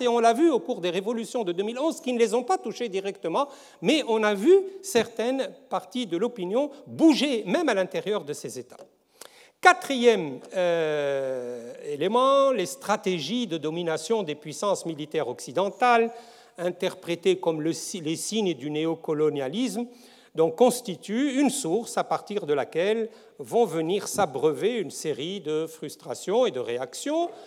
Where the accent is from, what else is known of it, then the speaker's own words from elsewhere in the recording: Tunisia; chez nous en Tunisie